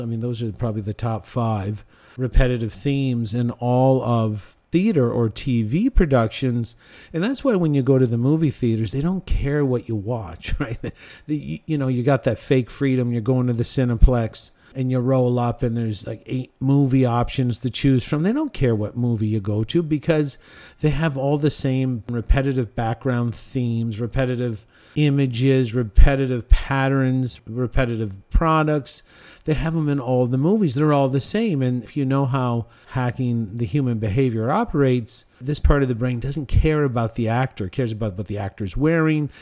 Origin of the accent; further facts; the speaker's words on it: Cornwall, Ontario, Canada; in my hometown of Cornwall, Ontario